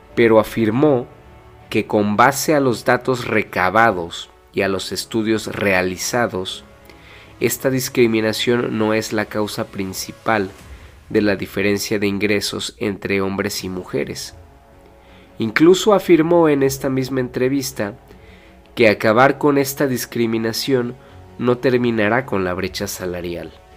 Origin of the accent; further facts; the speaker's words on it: Mexico; en mi país, México